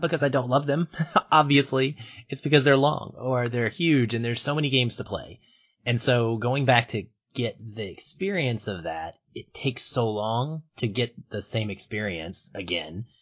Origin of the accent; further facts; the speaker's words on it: Seattle, Washington, United States; my hometown of Seattle